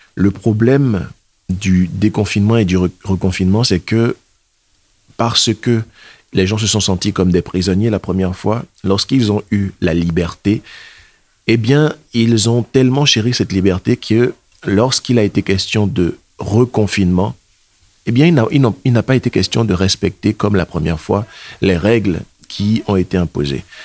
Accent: Benin; moved away as an adult; also born or lived in Germany; now in Caen, France; Je suis originaire du Bénin. Je suis bénino-allemand.

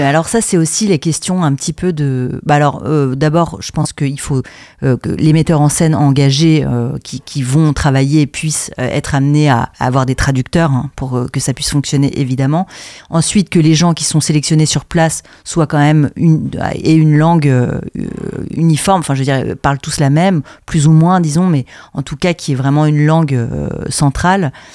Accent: France; moved away as an adult; also born or lived in Brussels, Belgium; je suis française à la base, mais j'ai fait mes études à l'INSAS, qui est une école de théâtre et de cinéma à Bruxelles. Donc j'y suis restée

